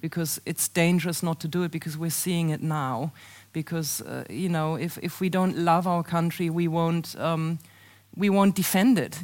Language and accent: English; Germany; moved away as an adult; now in United States; a driving school that was for sale in my hometown in 1933